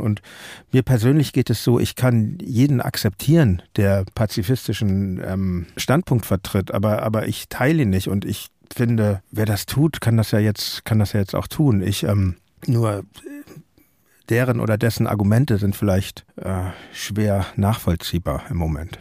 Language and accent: German; Hamburg, Germany; ich komme aus Hamburg